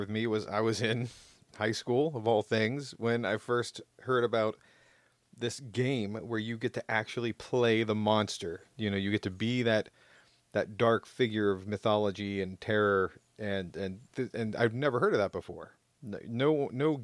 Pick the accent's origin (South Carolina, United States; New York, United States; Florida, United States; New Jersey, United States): Florida, United States; Jacksonville; where I grew up in Jacksonville, Florida